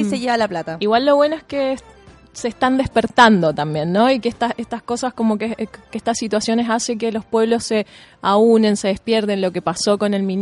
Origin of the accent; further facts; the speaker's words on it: Mendoza, Argentina; moved away as an adult; also born or lived in Chile; now in Santiago, Chile; Soy argentina